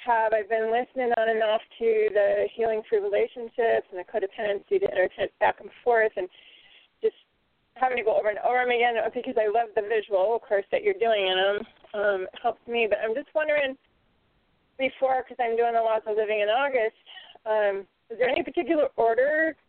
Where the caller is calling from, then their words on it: Ocala, Florida, United States; This is … in Ocala, Florida.